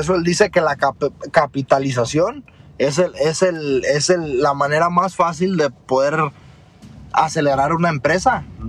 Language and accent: Spanish; Mexico; uno como mexicano